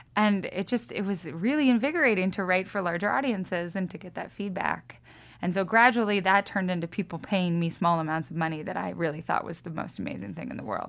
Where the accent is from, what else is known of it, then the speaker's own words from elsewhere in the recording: Lewiston, Idaho, United States; also born or lived in Austin, Texas; now in Missoula, United States; I grew up in Lewiston